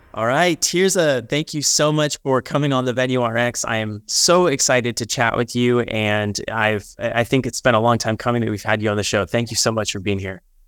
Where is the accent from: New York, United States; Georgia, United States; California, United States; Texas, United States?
Texas, United States; born and raised in Texas